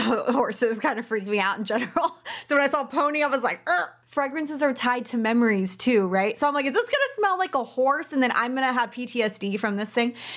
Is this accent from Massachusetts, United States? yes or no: no; Texas, United States; I'm from Texas